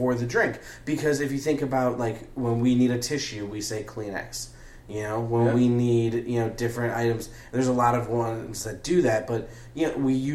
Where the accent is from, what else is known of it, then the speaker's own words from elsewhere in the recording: the North, United States; as a Northerner, as a, like, regional Northerner